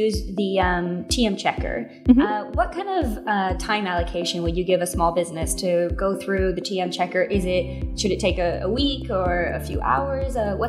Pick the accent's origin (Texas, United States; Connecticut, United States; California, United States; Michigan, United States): California, United States; now in Australia; I'm originally from California.